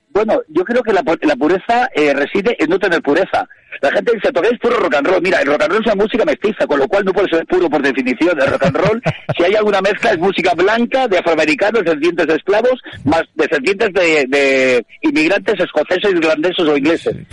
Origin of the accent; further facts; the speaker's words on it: Barcelona, Catalonia, Spain; yo nací en Barcelona, de familia de, Castellón